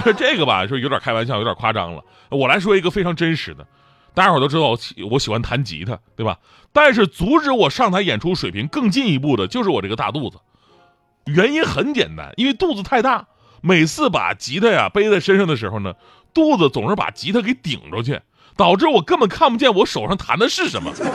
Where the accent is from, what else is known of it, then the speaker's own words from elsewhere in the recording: Changchun, Jilin, China; moved away; 我老家长春